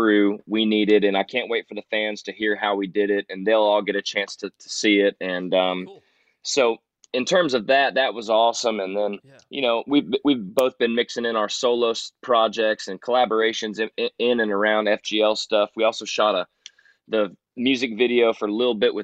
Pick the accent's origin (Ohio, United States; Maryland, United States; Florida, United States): Florida, United States; Ormond Beach; I grew up on the Tomoka River in Ormond Beach, Volusia County